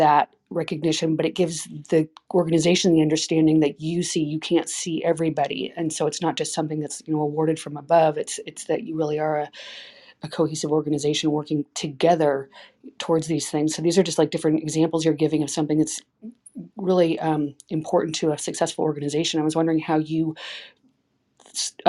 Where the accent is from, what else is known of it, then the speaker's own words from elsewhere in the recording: Berkeley, California, United States; also born or lived in Marin; I grew up in Berkeley, and I live in Marin.